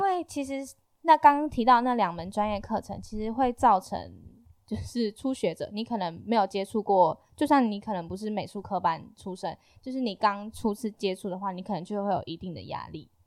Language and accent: Chinese; Taitung County, Taiwan; 我是原住民，然后我来自台东，我是排湾族